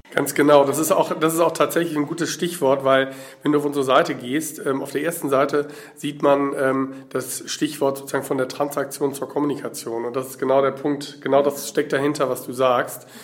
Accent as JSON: {"language": "German", "region": "Berlin", "country": "Germany", "said": "ich komme aus Berlin"}